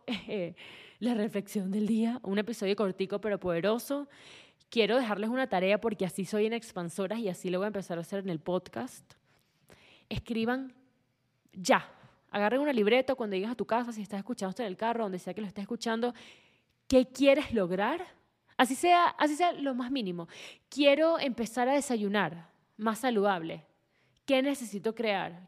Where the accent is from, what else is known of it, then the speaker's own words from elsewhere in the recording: Venezuela; vengo de Venezuela